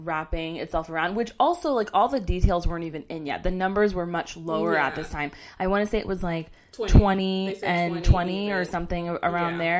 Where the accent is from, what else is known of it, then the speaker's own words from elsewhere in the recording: Orlando, Florida, United States; I was born in Orlando. I went to elementary school here, middle school here, and high school here